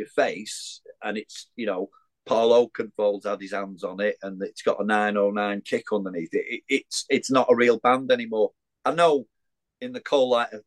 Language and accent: English; Widnes, North West England, United Kingdom; I had to be in bloody Widnes. It's my hometown